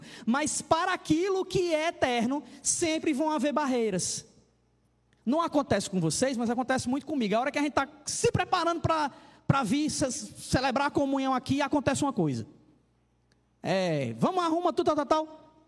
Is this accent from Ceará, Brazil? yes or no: yes; Ceará, Brazil; moved away; also born or lived in Paraíba; eu sou cearense